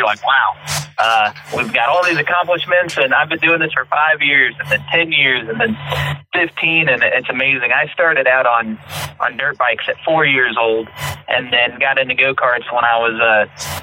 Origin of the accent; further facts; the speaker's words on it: St. Louis, Missouri, United States; Growing up in St. Louis, Missouri, in the Midwest